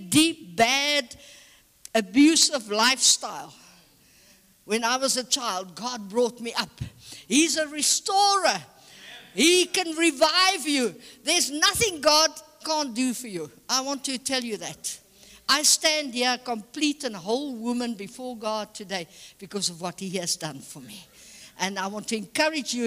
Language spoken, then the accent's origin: English; South Africa; I'm a born and bred South African